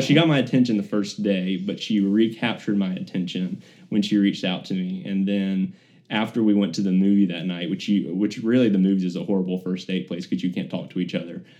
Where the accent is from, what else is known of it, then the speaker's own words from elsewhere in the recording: Birmingham, Alabama, United States; I grew up in uh, Birmingham, born and raised on the other side of town over in the uh, Hoover area